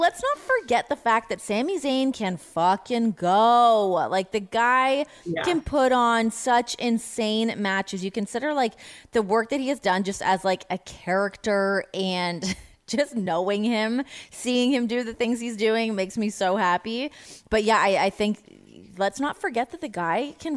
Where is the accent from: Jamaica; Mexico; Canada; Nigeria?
Canada; now in United States; I'm an American now. I get to ride that fence as a Canadian and an American